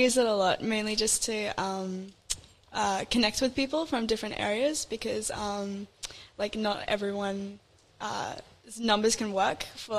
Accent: Mwulumba, New South Wales, Australia; I'm from Mwulumba.

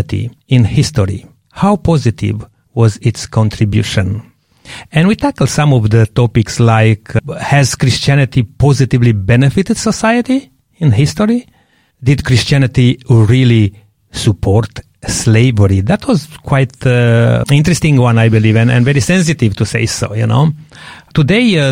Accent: Romania; English is a second language; moved away; I'm coming from Romania and have a lots of background in this. And most of my family, they are Orthodox

